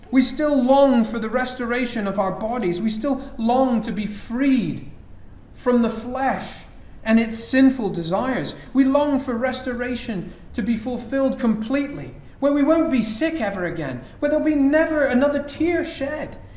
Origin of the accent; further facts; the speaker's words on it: Dubai, United Arab Emirates; You know, when we were growing up in Dubai, it would maybe rain once, perhaps twice a year.